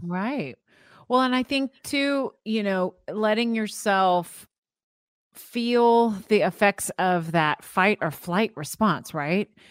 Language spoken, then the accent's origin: English; Florida, United States; I grew up in Florida